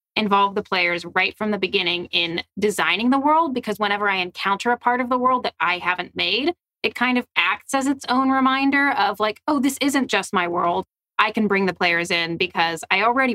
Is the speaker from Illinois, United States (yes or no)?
no; Philadelphia, Pennsylvania, United States; I'm from Philly